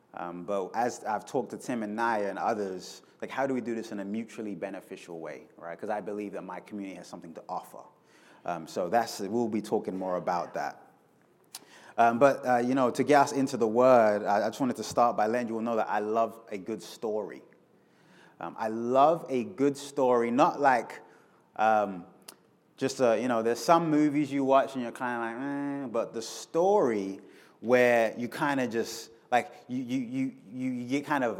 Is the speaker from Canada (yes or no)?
no; London, United Kingdom; moved away as an adult; now in Kansas City, United States; I'm originally from London. Uh, I moved to the States 12 years ago